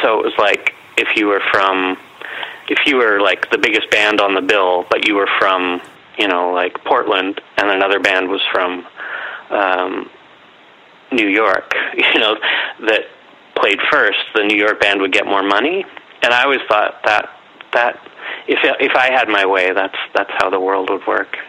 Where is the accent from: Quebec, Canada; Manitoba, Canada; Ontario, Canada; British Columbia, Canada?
Manitoba, Canada; Winnipeg; So I've been here all my 45 years and yeah.